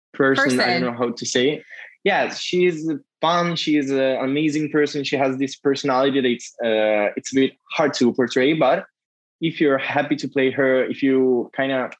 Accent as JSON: {"language": "English", "country": "Italy", "said": "we use it in Italy"}